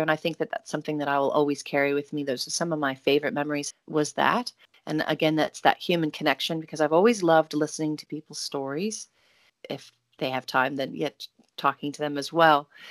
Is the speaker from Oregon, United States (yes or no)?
yes; Oregon, United States; growing up in Oregon with great parents